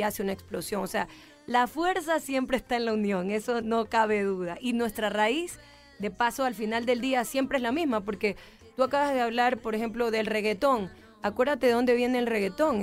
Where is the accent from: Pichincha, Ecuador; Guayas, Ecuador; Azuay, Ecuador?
Guayas, Ecuador; Guayaquil; Nosotros venimos desde Guayaquil, que es el puerto principal, pero tengo raíces de la parte de la sierra